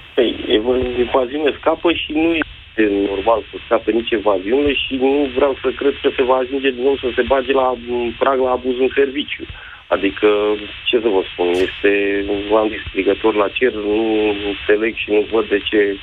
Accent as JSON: {"language": "Romanian", "region": "Bucharest", "country": "Romania", "said": "sunt din București"}